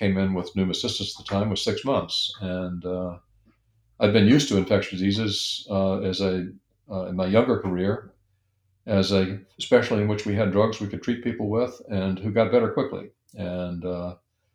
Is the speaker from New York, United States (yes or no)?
no; Alabama, United States; moved away; I'd grown up in Alabama